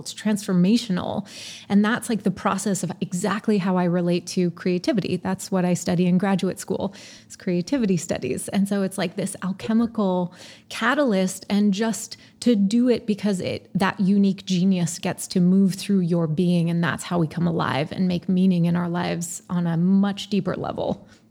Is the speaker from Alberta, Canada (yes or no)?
no; Montreal, Quebec, Canada; moved away; also born or lived in British Columbia; Yes, I'm Canadian. I grew up in Montreal.